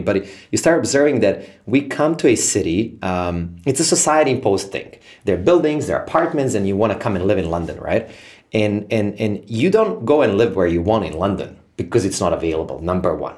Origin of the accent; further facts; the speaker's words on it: Serbia; born and raised in Serbia